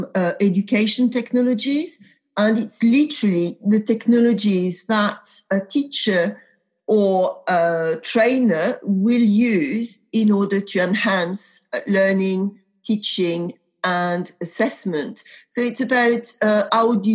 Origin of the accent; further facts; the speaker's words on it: a tiny village in the center of France, central France, France; accent: French; English is a second language; moved away; also born or lived in Paris; I grew up in a tiny, tiny village in the center of France